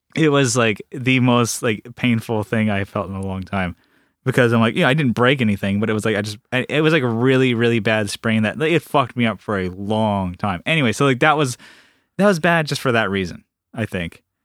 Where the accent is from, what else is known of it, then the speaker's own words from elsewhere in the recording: San Diego, California, United States; we're from San Diego